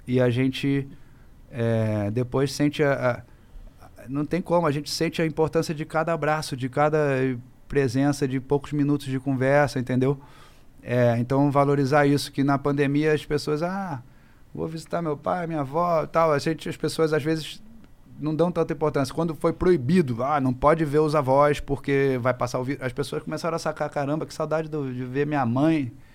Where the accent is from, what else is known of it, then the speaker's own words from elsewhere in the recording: Rio de Janeiro, Brazil; eu venho lá do Rio